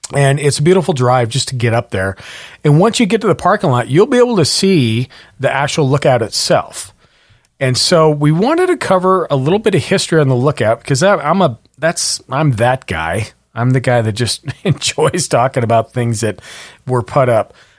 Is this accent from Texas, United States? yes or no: no; Montana, United States; now in Washington, United States; I was born in Montana and, and I would have fires like it's a fire season